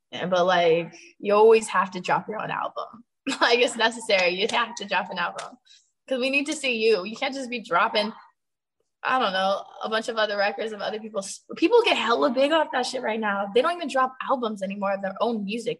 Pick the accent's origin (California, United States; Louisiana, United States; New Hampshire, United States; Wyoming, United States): California, United States; Sacramento / San Francisco; performing in Sacramento and in San Francisco is lit because that's like half my hometown